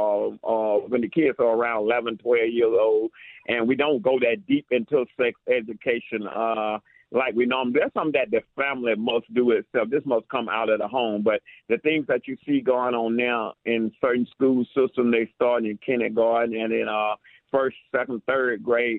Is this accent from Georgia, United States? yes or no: yes; Atlanta, Georgia, United States; also born or lived in Jamaica, Queens, New York; I was born in Jamaica, Queens, New York. At a young age, we moved to Atlanta, Georgia area, where I was raised, where I was educated